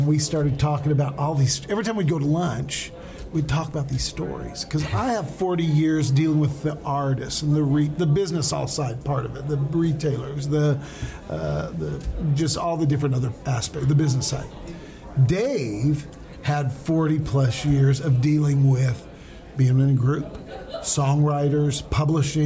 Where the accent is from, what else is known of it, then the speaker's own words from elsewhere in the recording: Idaho, United States; I'm from Idaho